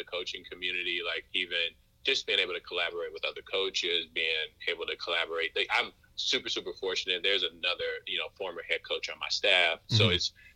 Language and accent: English; Moss Point, Mississippi, United States; moved away as an adult; also born or lived in Vermont; I grew up in Moss Point, Mississippi